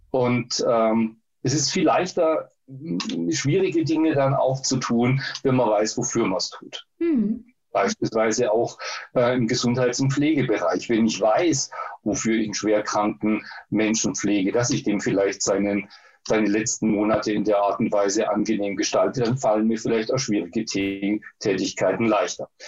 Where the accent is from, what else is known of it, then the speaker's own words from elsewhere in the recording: Baden-Württemberg, Germany; born there; das gibt es in Baden-Württemberg, wo ich geboren bin.